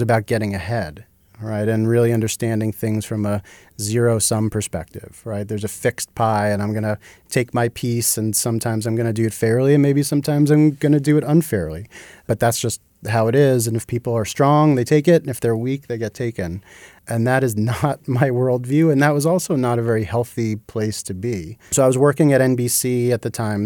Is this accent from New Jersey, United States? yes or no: yes; New Jersey, United States; moved away as an adult; also born or lived in Massachusetts; I grew up in New Jersey.